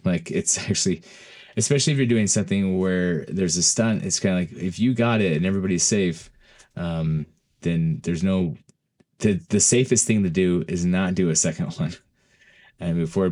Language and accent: English; Utah, United States; moved away as an adult; also born or lived in Florida; I'm originally from Utah